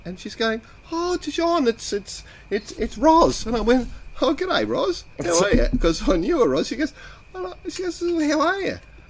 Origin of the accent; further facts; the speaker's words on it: Australia; I'm an Australian